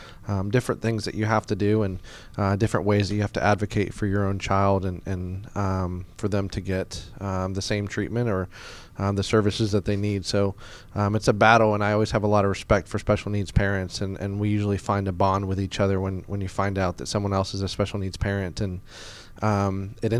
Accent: Marietta, Georgia, United States; also born or lived in Boston, Massachusetts / Louisville, Kentucky; I was originally born in Boston, Massachusetts. I didn't live there for a long time, but I moved down to Atlanta when I was 10. My parents relocated down here, and obviously I came with them. And I grew up in Marietta, Georgia

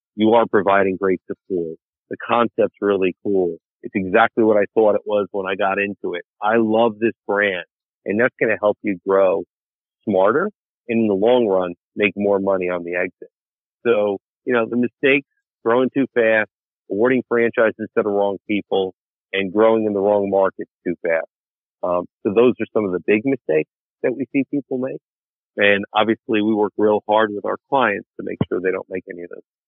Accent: New York, United States; I grew up in New York

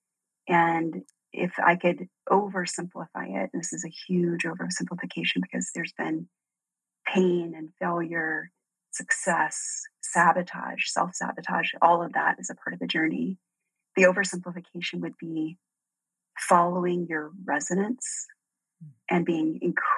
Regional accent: Deep South, United States; I grew up in the South, like the deep South

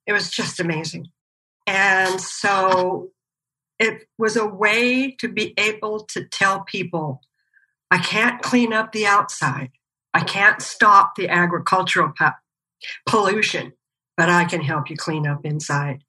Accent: Bakersfield, California, United States; moved away as an adult; also born or lived in East Coast / Los Angeles; now in Arizona, United States; I was born on the East Coast, raised in Bakersfield, California

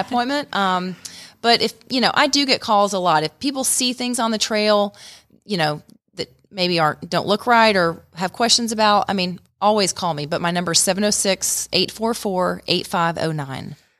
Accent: Stone Mountain, Georgia, United States; moved away as an adult; also born or lived in Atlanta, United States; now in Rome, United States; I grew up in Stone Mountain and actually came up here, um, in the early nineties to go to Shorter College

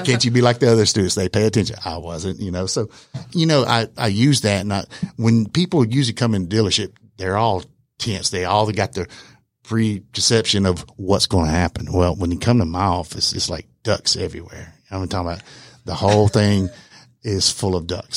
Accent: Alabama, United States; moved away; also born or lived in Hawaii; I'm originally from Alabama

